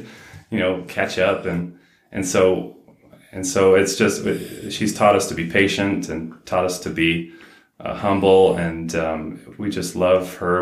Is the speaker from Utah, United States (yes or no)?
yes; South Ogden, Utah, United States; I grew up here in Ogden, well, South Ogden